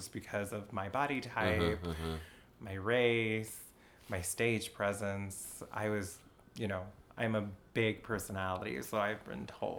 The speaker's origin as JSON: {"language": "English", "town": "El Paso", "region": "Texas", "country": "United States", "also_born_or_lived": "St. Cloud, Minnesota", "moved": "as an adult", "lives_now": "Minneapolis, United States", "said": "It's St. Cloud State University, and I'm from El Paso, Texas."}